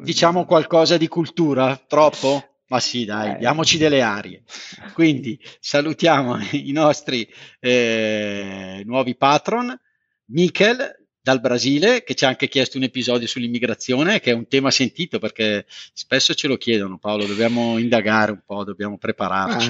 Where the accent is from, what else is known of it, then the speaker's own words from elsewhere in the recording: Montella, Campania, Italy; moved away; nella mia terra natia a Montella in provincia di Avellino